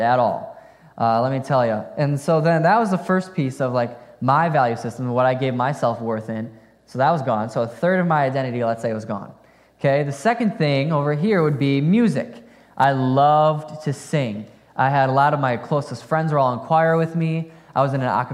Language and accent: English; Fond du Lac, Wisconsin, United States; I grew up in Fond du Lac, Wisconsin